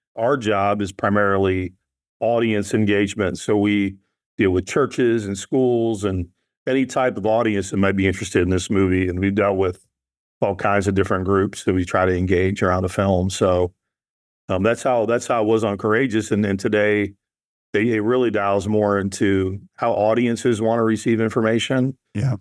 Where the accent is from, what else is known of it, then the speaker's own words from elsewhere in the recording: Nashville, Tennessee, United States; I'm from the South, right? I'm from Nashville.